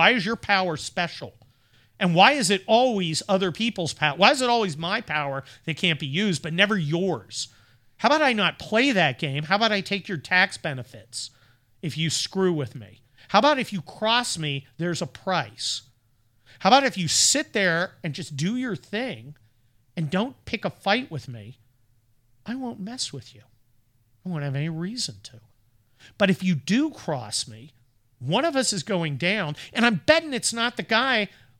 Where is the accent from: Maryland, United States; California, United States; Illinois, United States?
California, United States; San Mateo; I grew up in San Mateo.